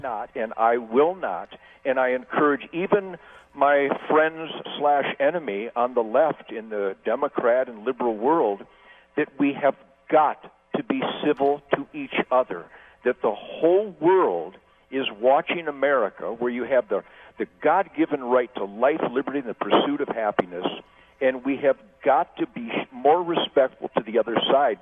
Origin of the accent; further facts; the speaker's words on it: Detroit, Michigan, United States; I'm from Detroit